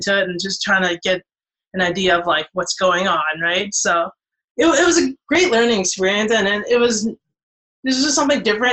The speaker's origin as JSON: {"language": "English", "country": "Canada", "tie": "born or raised there", "said": "I grew up in Canada"}